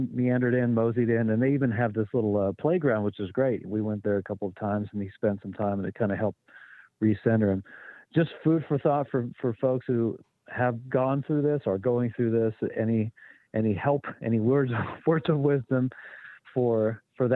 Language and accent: English; western Kansas, United States; moved away; When I was a preteen, I would jump on our one-story house and watch thunderstorms come in western Kansas